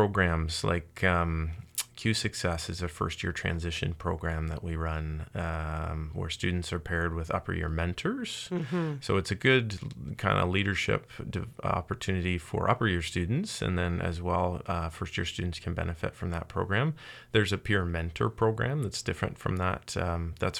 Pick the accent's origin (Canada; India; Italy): Canada; Windsor, Ontario; also born or lived in South Korea / Sweden; now in Kingston, Canada; I'm actually from Windsor originally